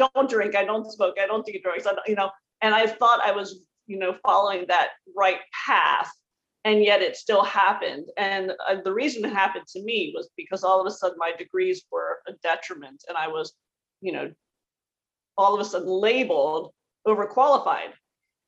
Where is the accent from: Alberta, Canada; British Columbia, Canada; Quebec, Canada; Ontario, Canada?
Ontario, Canada; Toronto; I grew up in Toronto, Canada